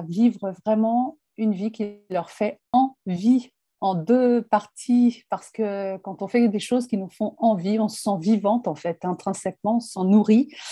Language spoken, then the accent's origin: French; France; je suis française